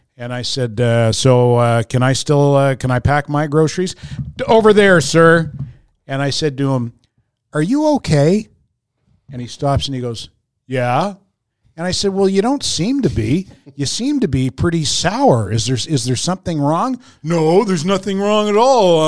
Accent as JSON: {"language": "English", "town": "Fredericton", "region": "New Brunswick", "country": "Canada", "moved": "yes", "said": "I'm from Fredericton, and, and everyone talks to everybody else, and everybody's Maritime-ers, right?"}